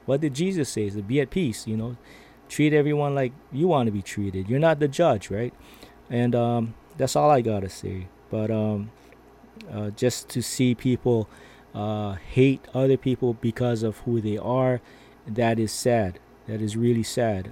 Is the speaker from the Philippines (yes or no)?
yes; Philippines; I am Filipino.